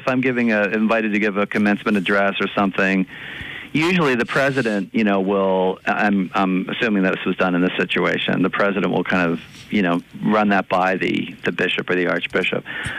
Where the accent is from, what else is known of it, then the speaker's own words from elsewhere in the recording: Philadelphia, Pennsylvania, United States; I'm from Philadelphia